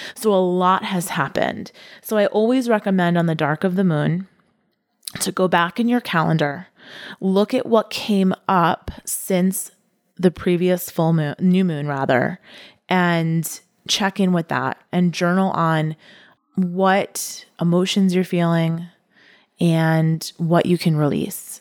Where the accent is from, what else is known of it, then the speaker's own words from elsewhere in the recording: United States; as an American